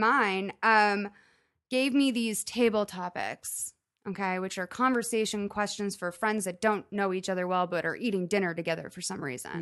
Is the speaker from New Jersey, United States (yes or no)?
no; Lexington, Massachusetts, United States; I grew up in Lexington, Massachusetts